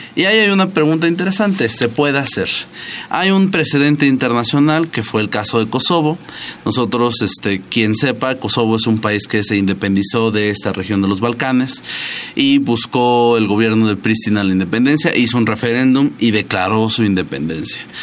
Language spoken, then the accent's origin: Spanish; Mexico; nosotros no nos fuimos fácil de España, ¿no? Cuando éramos el virreino de la Nueva España